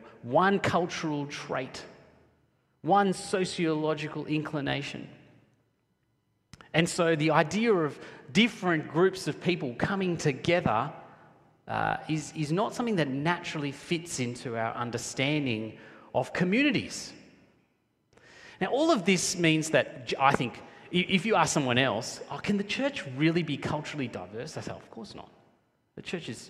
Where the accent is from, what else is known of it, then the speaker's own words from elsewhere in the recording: Sri Lanka; now in Australia; I'm originally from Sri Lanka